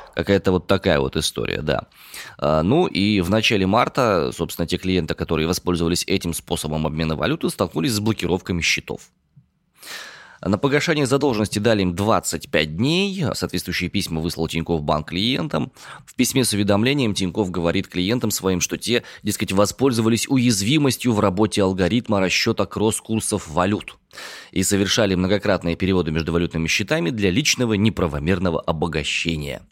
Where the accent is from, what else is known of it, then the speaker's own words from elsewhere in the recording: Omsk, Omsk Oblast, Russia; родом я из Омска